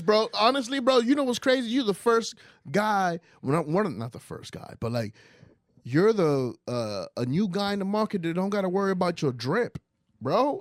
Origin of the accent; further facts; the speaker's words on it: New York, United States; also born or lived in Dominican Republic; I grew up in New York